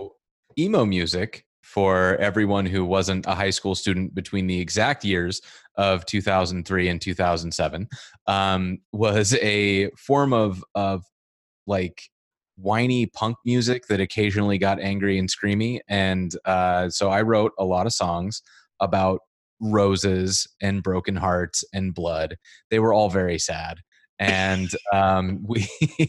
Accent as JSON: {"language": "English", "town": "Whitefish", "region": "Montana", "country": "United States", "tie": "born or raised there", "also_born_or_lived": "Missoula, Montana", "moved": "as an adult", "lives_now": "Portland, United States", "said": "I'm originally from Montana. I grew up about an hour south of the Canadian border, a town called Whitefish"}